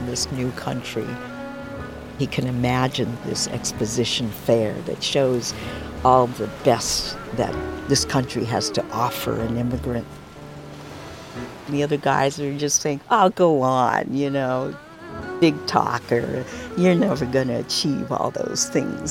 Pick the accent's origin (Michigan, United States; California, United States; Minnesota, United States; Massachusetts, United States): California, United States; San Francisco; second-generation Chinese-American, born and raised in San Francisco.